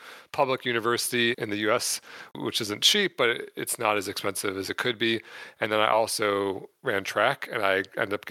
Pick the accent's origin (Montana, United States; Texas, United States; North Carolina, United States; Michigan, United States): Michigan, United States; moved away as an adult; now in San Diego, United States; I grew up in Michigan until I was 29 and then moved to San Diego, California, where I currently live